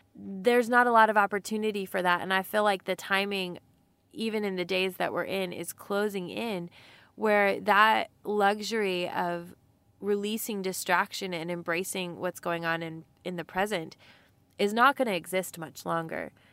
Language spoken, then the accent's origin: English; Texas, United States; we're from Texas and that little accent